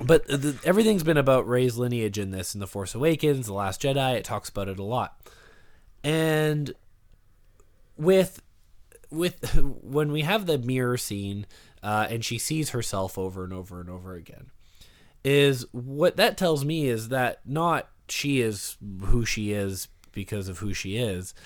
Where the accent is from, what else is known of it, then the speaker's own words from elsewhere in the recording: Canada; I talk weird. It's 'cause I'm from Canada.